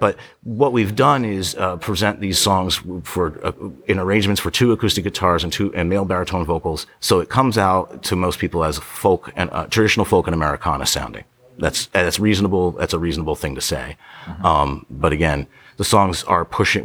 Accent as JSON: {"language": "English", "town": "Ocean City", "region": "New Jersey", "country": "United States", "tie": "born or raised there", "said": "my hometown where I grew up, Ocean City, New Jersey"}